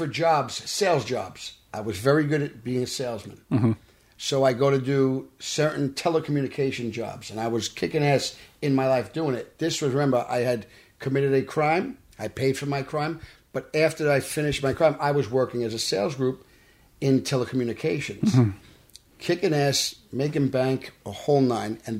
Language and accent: English; New York City, New York, United States; grew up in Brooklyn